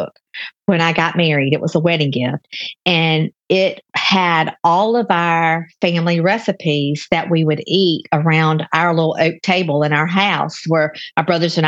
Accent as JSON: {"language": "English", "town": "Newnan", "region": "Georgia", "country": "United States", "tie": "born or raised there", "said": "a commercial share kitchen in Noonan. There's just one in my hometown where I live"}